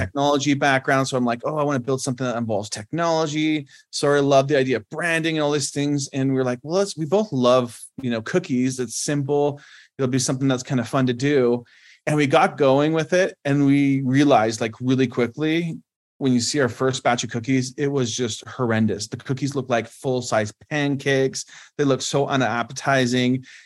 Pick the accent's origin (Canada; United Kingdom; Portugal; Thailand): Canada; moved away as an adult; now in United States; I was born and raised in Canada